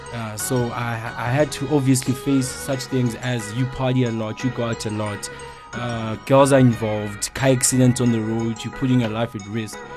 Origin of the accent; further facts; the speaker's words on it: Soweto, Gauteng, South Africa; I'm from Soweto, 22 year old.